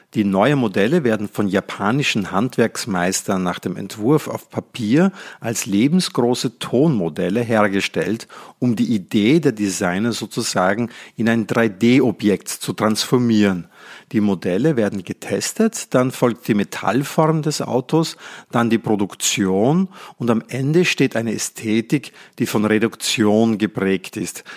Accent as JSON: {"language": "German", "country": "Netherlands", "tie": "born or raised there", "moved": "yes", "lives_now": "Austria", "said": "Ich bin gebürtiger Holländer und lebe in Österreich"}